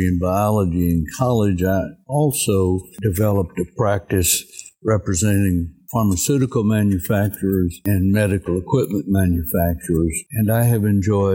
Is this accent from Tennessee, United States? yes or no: yes; Cookeville, Tennessee, United States; I grew up in Cookeville, Tennessee